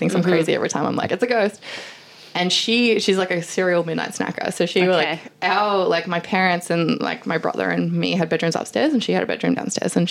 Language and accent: English; Central Coast, New South Wales, Australia; So I grew up on the Central Coast